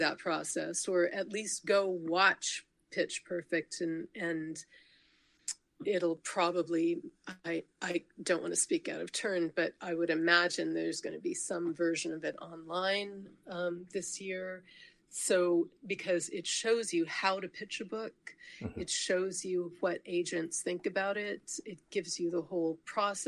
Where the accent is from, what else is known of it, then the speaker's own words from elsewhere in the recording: United States; I'm an American